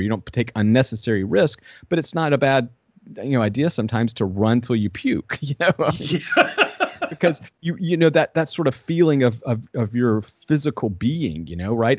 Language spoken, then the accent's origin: English; Southwest Georgia, United States; I grew up in Southwest Georgia, a hundred and seventy-two miles from the ocean.